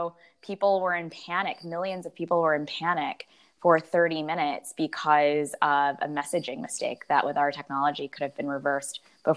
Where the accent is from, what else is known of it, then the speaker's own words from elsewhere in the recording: Chicago, Illinois, United States; moved away; I'm from Chicago.